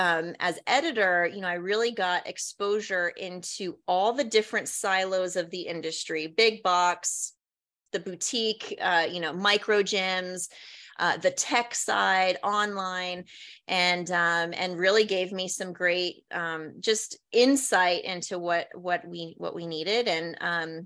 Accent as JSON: {"language": "English", "region": "Hawaii", "country": "United States", "tie": "born or raised there", "also_born_or_lived": "Washington, District of Columbia, United States / New Jersey / New York", "moved": "as an adult", "said": "I grew up in Hawaii."}